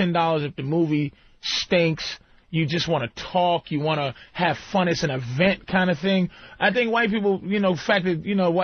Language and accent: English; Boston, Massachusetts, United States; being from Boston